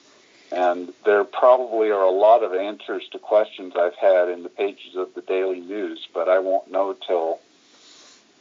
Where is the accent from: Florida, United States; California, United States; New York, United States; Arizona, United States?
Florida, United States; Tallahassee; at my hometown university, Florida State University, when I was in high school during the summers